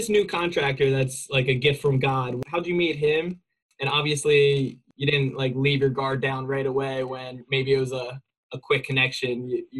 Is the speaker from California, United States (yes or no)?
yes; California, United States; And then thinking that I'm from California, so I probably have a bunch of money.